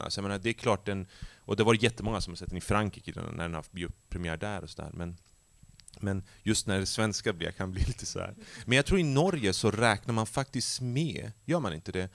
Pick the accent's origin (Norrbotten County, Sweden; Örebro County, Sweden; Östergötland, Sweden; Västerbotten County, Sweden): Västerbotten County, Sweden; Skellefteå; moved away as an adult; jag är ju uppvuxen i Skellefteå